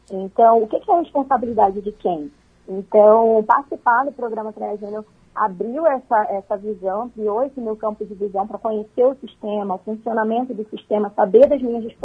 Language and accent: Portuguese; Rio de Janeiro, Brazil; now in Concórdia, Brazil; mas eu sou natural do Rio de Janeiro, já tem quase seis anos que eu vim para Santa Catarina.